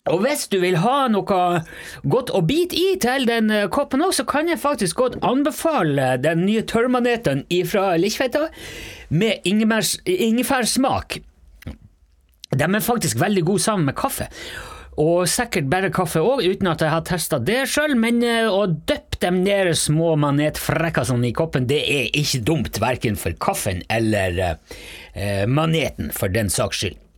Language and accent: Norwegian; Møre og Romsdal, Norway; Jeg er fra Sunnmøre, ja.